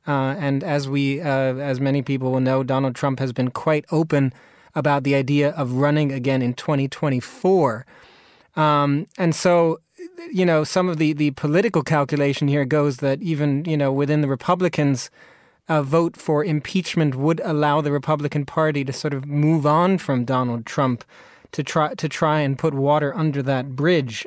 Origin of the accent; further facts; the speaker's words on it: United States; moved away; I'm also American